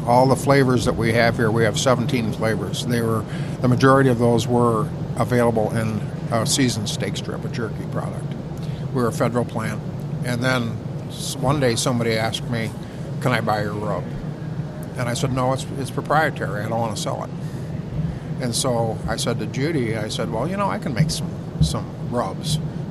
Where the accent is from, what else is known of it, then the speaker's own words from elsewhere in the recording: Petoskey, Michigan, United States; I was born and raised in Petoskey